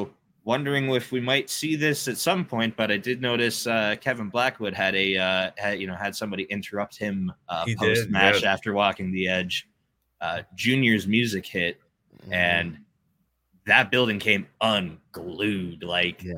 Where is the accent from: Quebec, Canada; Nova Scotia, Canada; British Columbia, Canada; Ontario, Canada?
Ontario, Canada; Hamilton; my hometown guys from here in Hamilton, Ontario